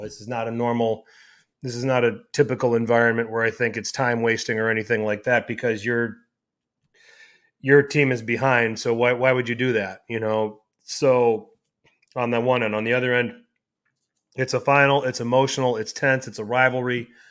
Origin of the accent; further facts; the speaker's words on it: Milwaukee, Wisconsin, United States; I'm from Milwaukee